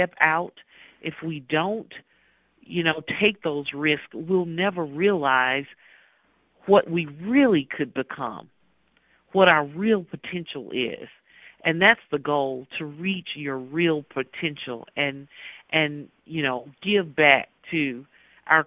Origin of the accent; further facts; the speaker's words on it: Mississippi, United States; growing up in Mississippi